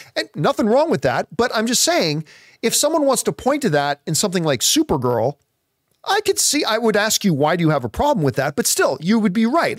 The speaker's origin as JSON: {"language": "English", "country": "Canada", "said": "us Canadians"}